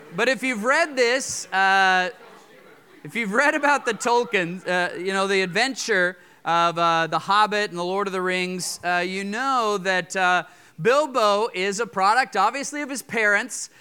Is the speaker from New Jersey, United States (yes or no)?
no; Fort Collins, Colorado, United States; moved away; I grew up in Fort Collins, uh, Colorado